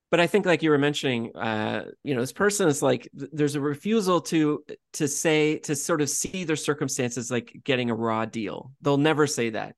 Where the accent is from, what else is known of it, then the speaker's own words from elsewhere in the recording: Canada; being Canadian